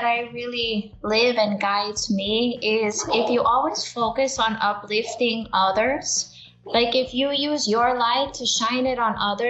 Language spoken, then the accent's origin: English; Brownsville, Texas, United States; born or raised there